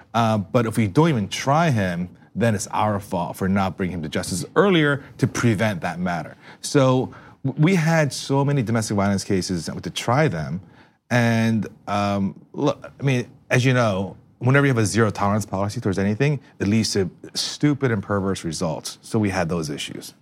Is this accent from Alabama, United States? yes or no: no; East Brunswick, New Jersey, United States; growing up in East Brunswick in the shadows of New York